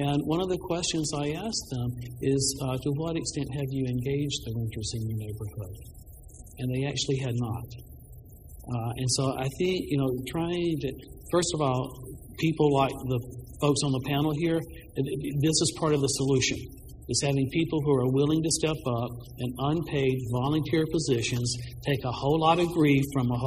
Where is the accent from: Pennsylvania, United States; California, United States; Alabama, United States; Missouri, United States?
Alabama, United States; Birmingham; moved away; the kind of neighborhood I grew up in in Birmingham, Alabama